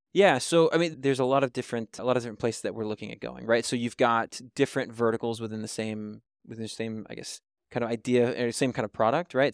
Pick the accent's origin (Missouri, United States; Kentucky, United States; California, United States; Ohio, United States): Kentucky, United States; moved away; I'm originally from Kentucky